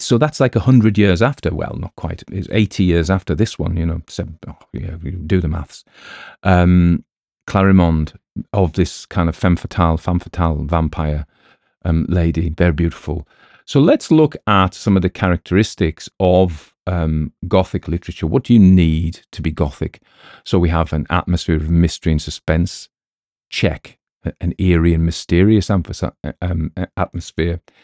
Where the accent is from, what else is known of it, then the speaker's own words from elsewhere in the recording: United Kingdom; we as British people